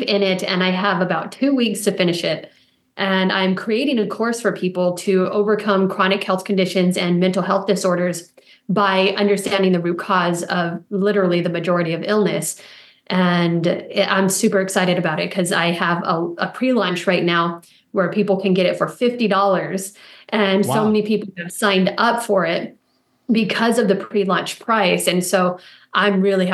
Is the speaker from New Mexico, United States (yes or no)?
yes; Rio Rancho, New Mexico, United States; also born or lived in El Paso, Texas; So I grew up in El Paso, Texas and New Mexico